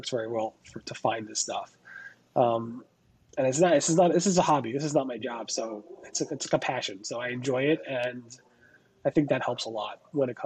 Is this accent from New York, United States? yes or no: yes; New York, United States; I'm from New York